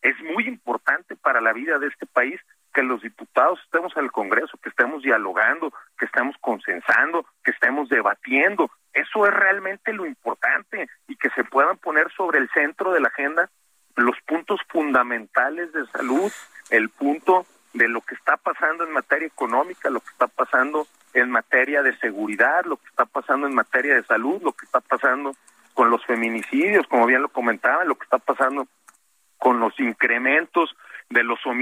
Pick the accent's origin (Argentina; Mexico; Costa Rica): Mexico; como mexicanos nos une es eh, reducir esa brecha de desigualdad